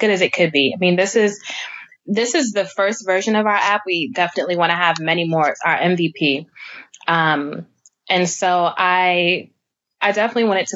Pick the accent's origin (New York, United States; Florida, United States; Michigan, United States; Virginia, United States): New York, United States; New York City; my own neighborhood, which I grew up in Brooklyn, New York